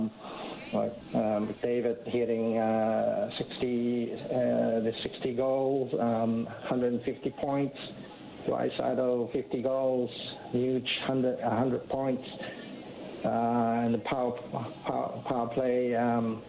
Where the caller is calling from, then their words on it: Hong Kong; I'm calling from Hong Kong.